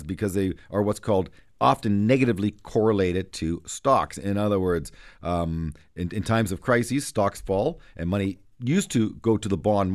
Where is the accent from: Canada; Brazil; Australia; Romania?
Canada; as a Canadian investor